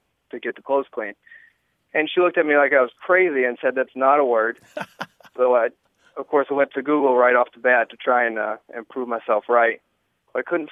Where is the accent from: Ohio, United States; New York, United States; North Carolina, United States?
North Carolina, United States; now in Grand Forks, United States; I'm originally from North Carolina, and my wife is from North Dakota